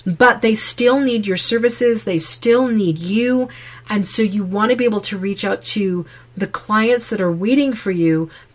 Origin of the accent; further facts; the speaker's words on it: Connecticut, United States; now in Utah, United States; I grew up in Connecticut.